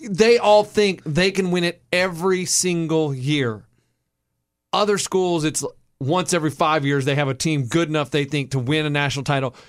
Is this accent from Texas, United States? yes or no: yes; Texas, United States; we grew up in Texas